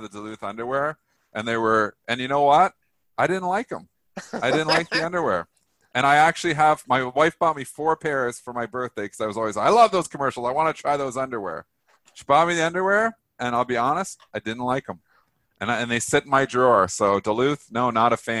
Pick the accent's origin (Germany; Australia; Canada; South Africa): Canada; I'm Canadian